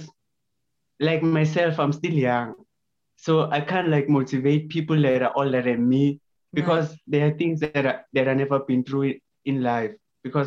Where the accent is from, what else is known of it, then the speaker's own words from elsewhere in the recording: Lydenburg, Mpumalanga, South Africa; born and raised in Lydenburg, which is in South Africa.